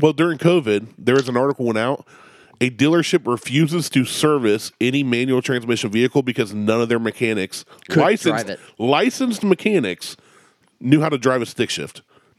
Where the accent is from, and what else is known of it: Ohio, United States; born or raised there